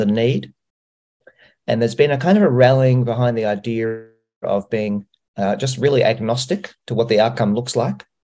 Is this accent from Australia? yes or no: yes; Australia; I'm from Australia